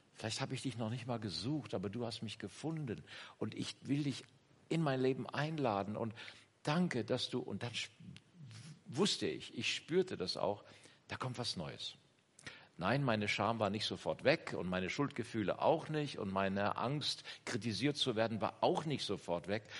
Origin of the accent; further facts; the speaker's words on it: Kassel district, Northern Hesse, Germany; moved away; komme aus dem, aus Nordhessen, aus dem, äh, Bezirk Kassel. Wer das etwas genauer kennt, Eschwege, Bad Soden-Allendorf, Witzenhausen ist meine Heimat. Kleines Dorf